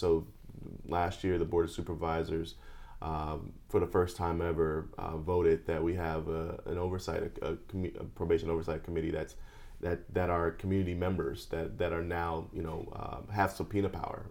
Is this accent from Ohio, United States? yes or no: no; Chicago, Illinois, United States; now in Los Angeles, United States; I grew up in Chicago